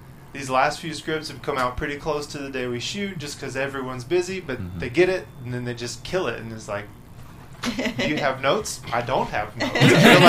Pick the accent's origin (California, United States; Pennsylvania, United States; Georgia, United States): Georgia, United States; moved away as an adult; where I'm from Georgia. It's a tiny little town in the... like the bottom farm areas.